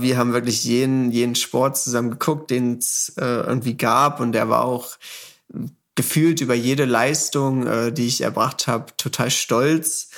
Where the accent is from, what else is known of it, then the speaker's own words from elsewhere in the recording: Saxony-Anhalt, Germany; hier bei uns in Sachsen-Anhalt